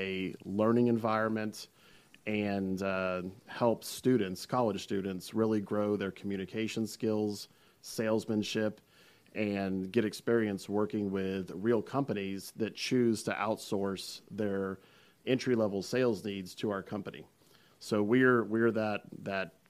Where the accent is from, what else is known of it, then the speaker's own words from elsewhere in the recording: South Florida, United States; also born or lived in Gainesville, Florida; I grew up in South Florida